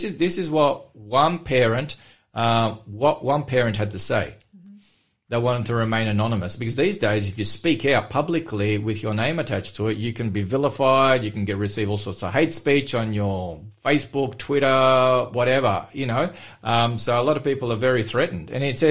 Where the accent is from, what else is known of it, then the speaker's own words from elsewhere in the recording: Melbourne, Victoria, Australia; In Australia, in the city that I grew up in Melbourne